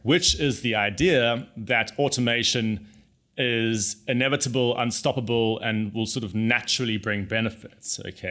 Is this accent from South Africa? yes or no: yes; South Africa; I grew up in South Africa